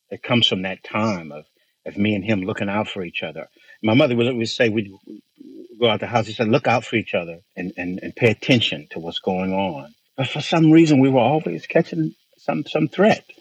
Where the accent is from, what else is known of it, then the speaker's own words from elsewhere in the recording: Bakersfield, California, United States; I grew up in Central California and Bakersfield, California